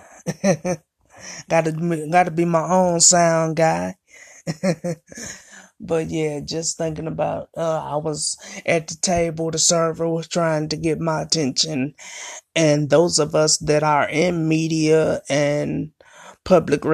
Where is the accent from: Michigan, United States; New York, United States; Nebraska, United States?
Michigan, United States; Flint; the city of Flint, Michigan, my hometown, where I'm from, born and raised